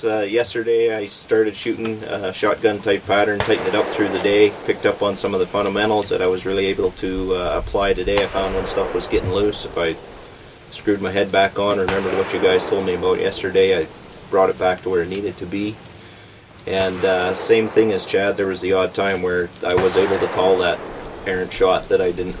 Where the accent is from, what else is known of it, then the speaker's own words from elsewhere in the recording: Edmonton, Alberta, Canada; from Edmonton.